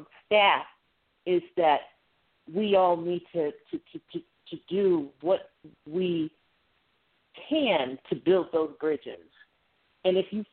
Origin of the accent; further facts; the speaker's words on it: Ohio, United States; moved away; we're both from Ohio